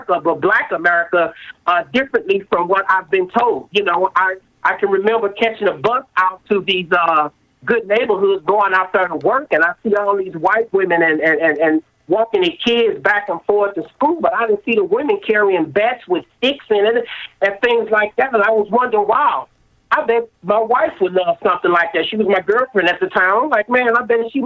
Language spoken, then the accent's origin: English; St. Louis, Missouri, United States; I was born and raised in St. Louis, Missouri, educated in the public school system